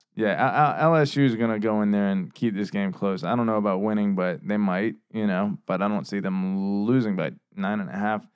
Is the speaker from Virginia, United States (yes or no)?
yes; Virginia, United States; we're from Virginia